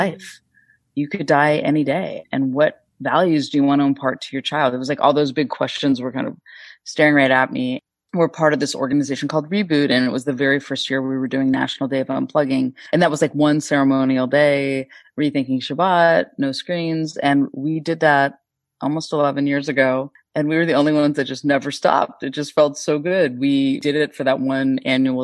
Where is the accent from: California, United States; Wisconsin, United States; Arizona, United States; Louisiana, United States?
California, United States; Northern; I grew up in Northern California as a cultural Jew